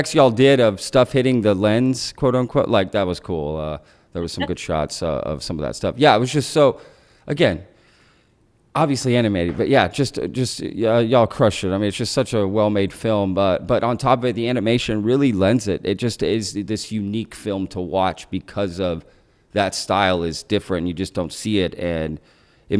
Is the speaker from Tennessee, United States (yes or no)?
no; Euless, Texas, United States; I grew up in Euless, it's in between Dallas and Fort Worth here